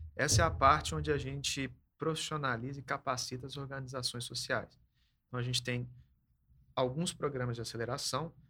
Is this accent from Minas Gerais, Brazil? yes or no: yes; Belo Horizonte, Minas Gerais, Brazil; moved away as an adult; also born or lived in Vila Velha / Nepal / Curitiba; sou aqui de Belo Horizonte.